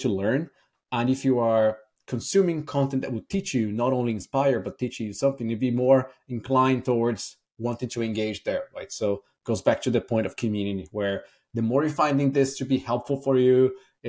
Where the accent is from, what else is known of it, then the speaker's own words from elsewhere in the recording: Brazil; moved away as an adult; also born or lived in Ireland; now in San Francisco, United States; I'm originally from Brazil. I moved to Ireland in 2008, so that's 15 years ago.